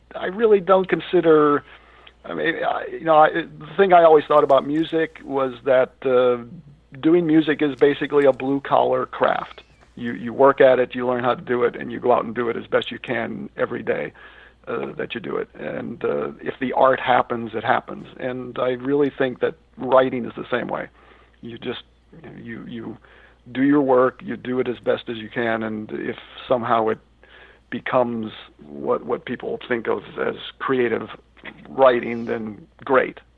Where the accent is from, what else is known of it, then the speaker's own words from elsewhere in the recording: Scranton, Pennsylvania, United States; also born or lived in Narrowsburg, New York / New York City; now in New York, United States; It's my hometown too, and that's how I grew up